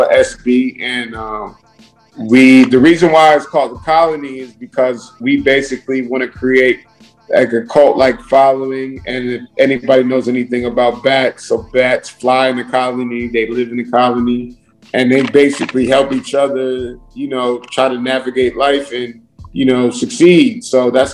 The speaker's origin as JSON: {"language": "English", "region": "New Jersey", "country": "United States", "said": "I'm from Jersey"}